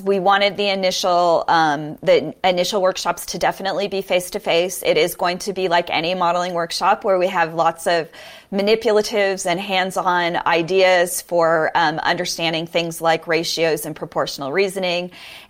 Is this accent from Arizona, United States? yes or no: yes; Arizona, United States; Arizona was one of the states, and that's my home state.